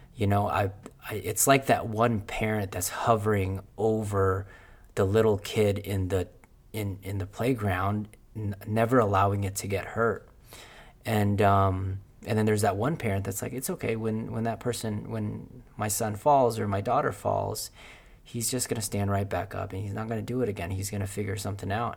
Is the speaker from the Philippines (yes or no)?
yes; Philippines; English is a second language; moved away; I was born in Philippines.